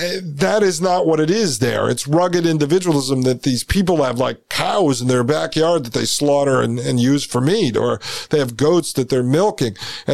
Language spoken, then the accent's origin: English; United States; as an American